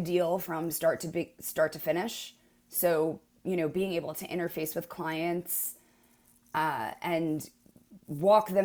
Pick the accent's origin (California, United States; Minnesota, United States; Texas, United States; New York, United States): New York, United States; moved away as an adult; now in San Francisco, United States; I'm from New York originally